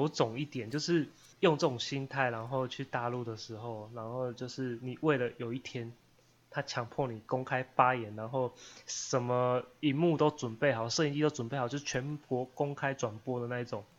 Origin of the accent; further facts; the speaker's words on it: Taiwan; 身为一个台湾人，